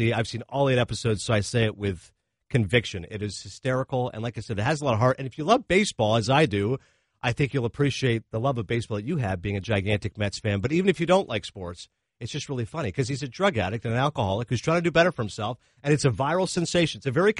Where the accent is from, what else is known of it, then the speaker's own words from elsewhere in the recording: Canada; Well, I was born and raised in Canada, Jim.